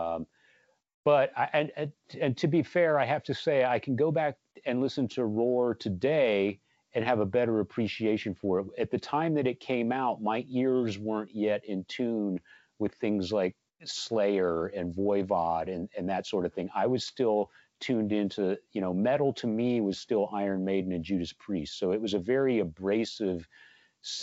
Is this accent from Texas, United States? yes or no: yes; San Antonio, Texas, United States; Growing up in San Antonio